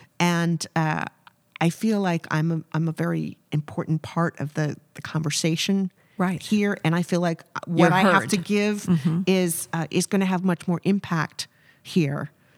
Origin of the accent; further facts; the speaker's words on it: Kansas City, Missouri, United States; born there; But I've got very deep Midwestern roots. I was born in Kansas City.